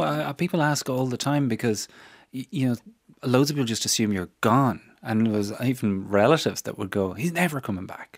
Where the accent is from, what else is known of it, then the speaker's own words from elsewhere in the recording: Newbridge, Leinster, Ireland; my hometown of Newbridge